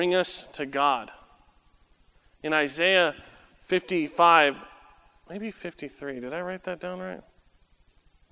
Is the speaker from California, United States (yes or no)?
yes; San Diego, California, United States; growing up in San Diego